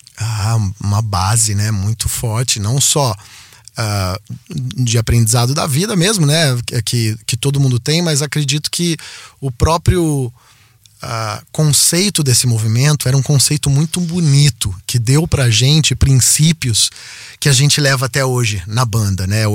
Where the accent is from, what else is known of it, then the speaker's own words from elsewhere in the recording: Piracicaba, São Paulo, Brazil; eu nasci em São Paulo e, e com um ano eu fui para Piracicaba